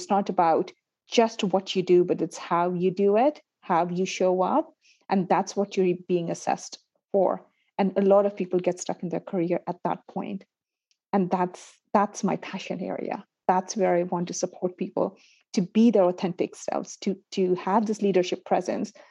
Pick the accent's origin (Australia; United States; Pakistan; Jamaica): Pakistan; also born or lived in United Arab Emirates / Canada; now in United Kingdom; I'm originally from Pakistan. I've lived and worked in the UAE. From UAE, I went to Canada. And then from the Canada, right now I'm in the UK